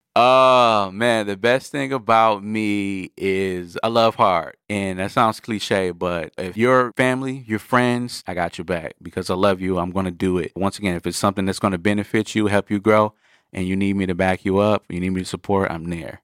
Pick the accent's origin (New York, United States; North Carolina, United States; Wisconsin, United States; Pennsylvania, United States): Wisconsin, United States; Milwaukee; I'm from Milwaukee, Wisconsin